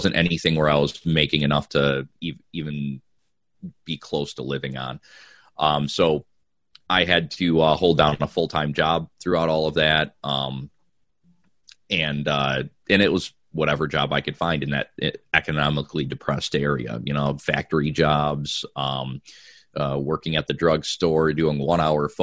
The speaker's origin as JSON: {"language": "English", "town": "Watertown", "region": "New York", "country": "United States", "tie": "born or raised there", "moved": "yes", "lives_now": "Georgia, United States", "said": "I'm personally from Watertown up by Syracuse"}